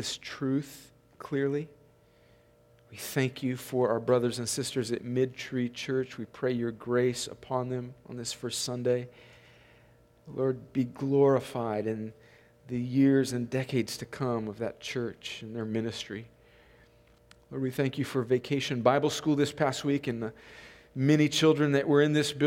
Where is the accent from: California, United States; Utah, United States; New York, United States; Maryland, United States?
California, United States; moved away; I grew up in Southern California on the Mexican border